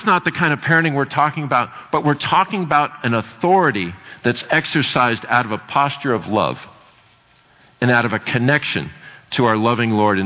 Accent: United States; I'm from America

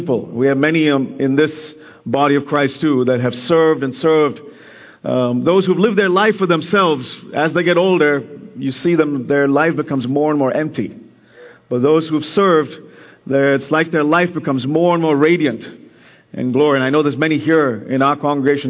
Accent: India; moved away; I have just got back from spending 2 weeks in my home country, India

